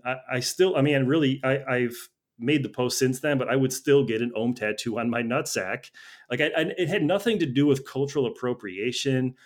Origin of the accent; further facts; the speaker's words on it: Chicago, Illinois, United States; moved away as an adult; now in Los Angeles, United States; I'm from Chicago originally. I moved to L A about ten years ago.